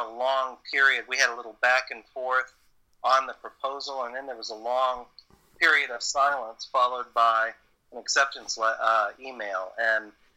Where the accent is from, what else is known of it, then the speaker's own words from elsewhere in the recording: Southern, United States; accent: Southern; my Southern accent